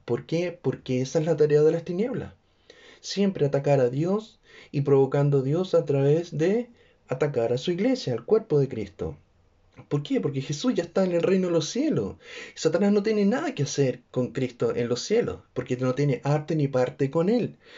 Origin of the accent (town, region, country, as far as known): Chile